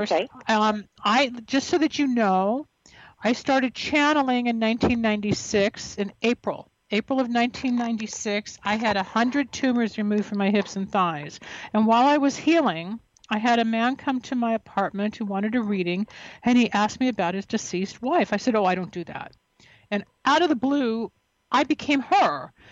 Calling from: Tampa, Florida, United States; I'm calling from Tampa, Florida.

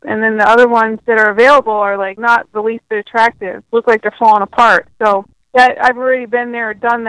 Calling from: Detroit, Michigan, United States; I'm calling from Detroit, Michigan.

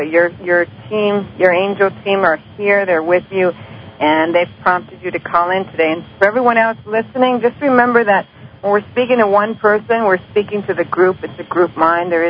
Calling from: Maryland, United States; I'm calling from Maryland.

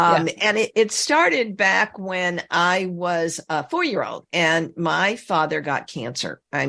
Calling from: Westlake Village, California, United States; Westlake Village, California, over the hill from Malibu, on the way to Santa Barbara.

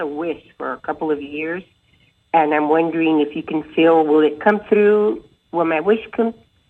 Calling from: Los Angeles, California, United States; I'm calling from Los Angeles.

